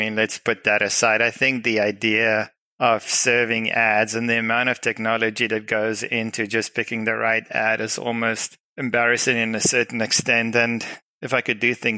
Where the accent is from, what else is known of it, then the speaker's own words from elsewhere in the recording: South Africa; moved away; I'm originally from South Africa, so that explains the weird accent.